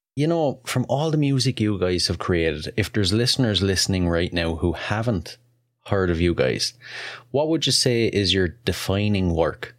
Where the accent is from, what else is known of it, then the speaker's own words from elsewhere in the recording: Wexford, Leinster, Ireland; wexford ireland first off that's a mouthful and that's actually my hometown